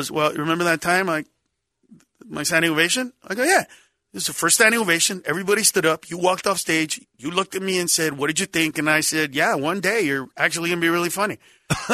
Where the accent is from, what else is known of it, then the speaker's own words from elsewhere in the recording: Los Angeles, California, United States; we grew up in East